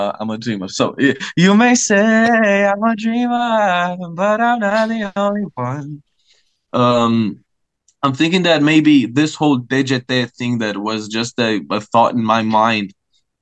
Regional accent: Romania; first language Romanian; English is a second language; my native language

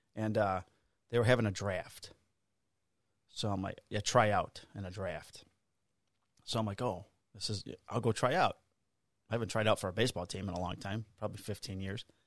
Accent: River Grove, Illinois, United States; also born or lived in Melrose Park; I grew up in a sub-, suburb called River Grove

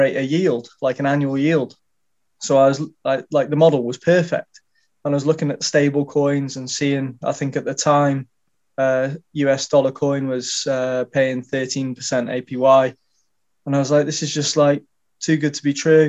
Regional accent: Shropshire, West Midlands, United Kingdom; I'm from Shropshire in the UK

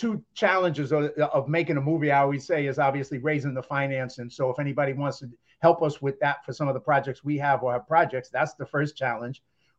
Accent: Bronx, New York, United States; as you probably know, growing up in the South Bronx, I didn't hang out with too many rich people.

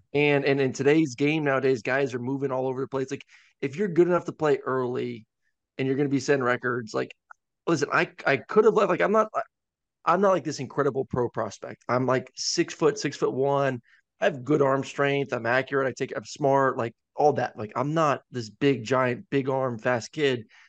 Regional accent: Tampa, Florida, United States; growing up in Tampa

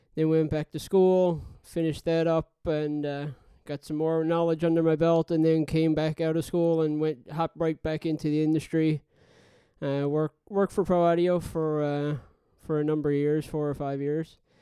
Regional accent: Newfoundland and Labrador, Canada; now in Halifax, Canada; I'm originally from Newfoundland, living in Halifax now

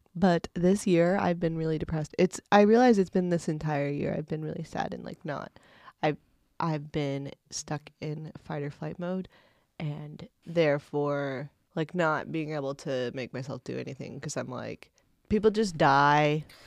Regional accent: Indiana, United States; I grew up in Indiana

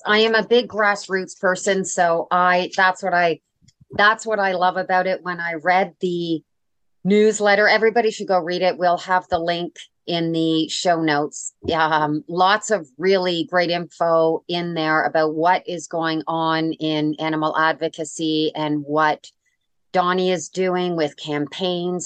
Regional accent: Canada; I'm Canadian

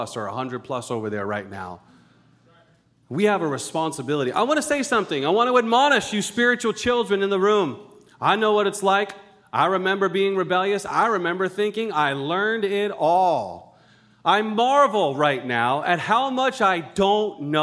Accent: Rhode Island, United States; also born or lived in Colorado; I'm born and raised in Rhode Island. I'm a New Englander all the way

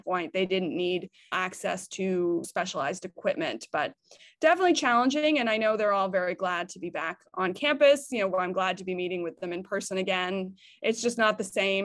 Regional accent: United States; moved away as an adult; now in Canada; I grew up in the United States. My family is still all in the United States.

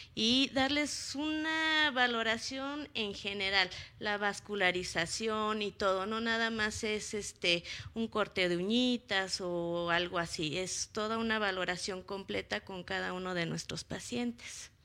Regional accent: Mexico; nosotros somos mexicanos

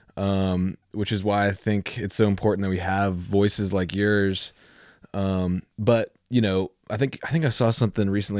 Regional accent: Virginia Beach, Virginia, United States; I grew up in Virginia Beach

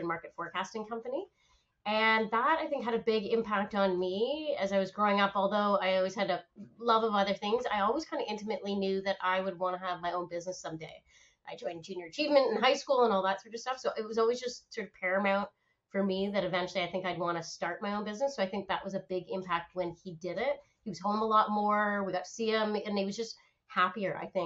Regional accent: Oakville, Ontario, Canada; also born or lived in Ottawa; I grew up in Canada, so born and raised in Canada, born in Ottawa, grew up in Oakville

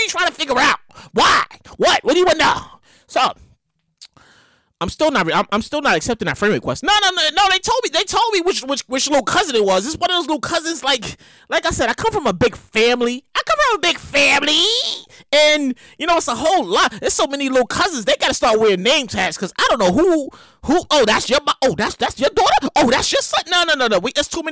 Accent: New York City, New York, United States; I'm from Brooklyn, New York.

